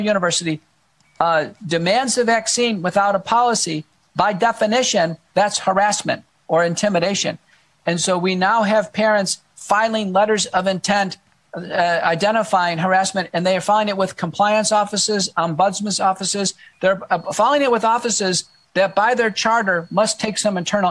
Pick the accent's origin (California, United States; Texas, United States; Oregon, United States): Texas, United States; accent: Texan; also born or lived in Buffalo, New York / Seattle; I am. I grew up here as a kid